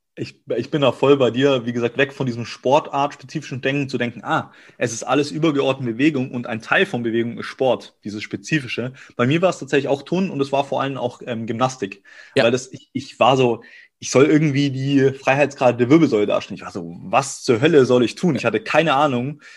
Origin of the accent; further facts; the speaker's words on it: Augsburg, Bavaria, Germany; moved away as an adult; now in Cologne, Germany; ich komme aus Augsburg, gebürtig aus Bayern und bin dann hier seit fünf, sechs Jahren